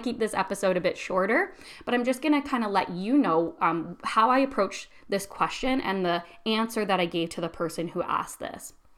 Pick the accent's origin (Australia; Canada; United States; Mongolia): Canada; I'm Canadian